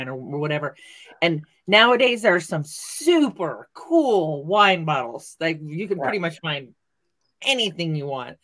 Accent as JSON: {"language": "English", "region": "Northern California", "country": "United States", "said": "I'm from Northern California"}